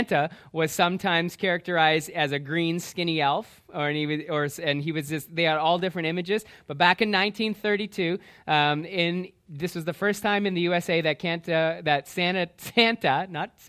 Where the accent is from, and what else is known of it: Canada